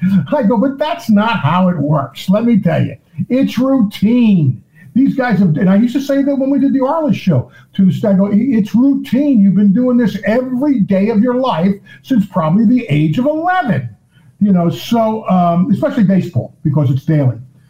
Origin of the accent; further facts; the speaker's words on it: Union, New Jersey, United States; I was actually born in Newark, New Jersey, but we moved to Union at a young age.